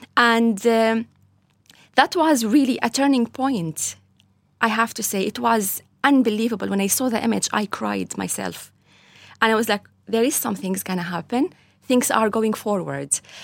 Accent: Latakia, Latakia Governorate, Syria; moved away as an adult; now in Ireland; I was born in Syria, Latakia

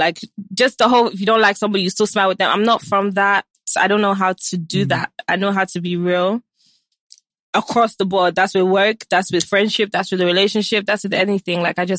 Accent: London, United Kingdom; moved away as an adult; also born or lived in New York, United States; now in Nigeria; I was born in London, born and raised in London. Then I got sent here when I was 13.

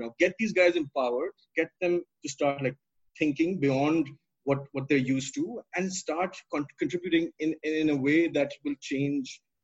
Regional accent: Pakistan; as a Pakistani growing up

